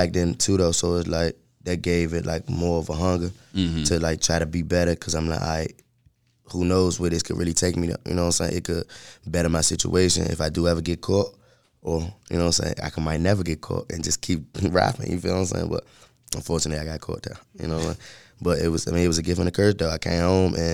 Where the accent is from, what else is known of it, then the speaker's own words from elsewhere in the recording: Suitland, Maryland, United States; I'm from Sula, Maryland.